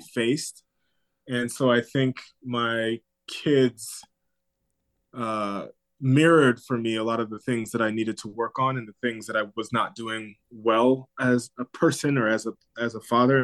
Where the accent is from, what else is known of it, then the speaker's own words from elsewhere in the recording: Southern California, United States; also born or lived in Maryland; now in New York, United States; growing up in Southern California